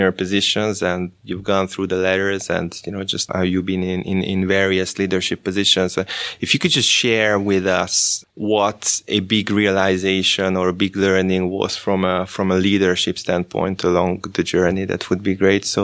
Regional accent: New York City, New York, United States; moved away as an adult; also born or lived in Kansas; I grew up in Brooklyn, New York, and during that time it was pretty tough

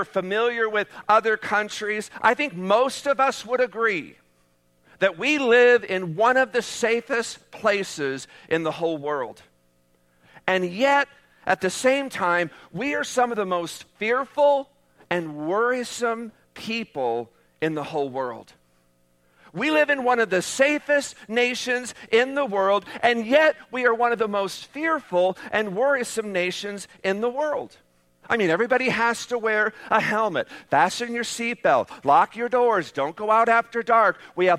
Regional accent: United States

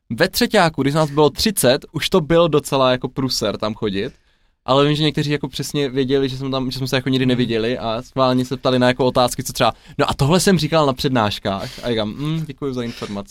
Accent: Ladná, South Moravian Region, Czechia; also born or lived in Brno / Olomouc; k nám na Jižní Moravu do Ladné

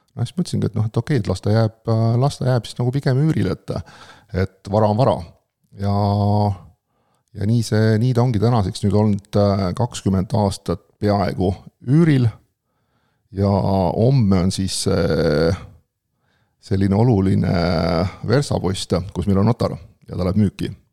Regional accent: Pärnu area, Pärnu County, Estonia; ma olen ka Pärnu kandist olen pärit

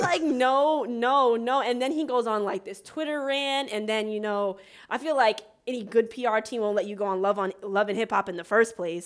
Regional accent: Montclair, New Jersey, United States; I am from Montclair, New Jersey

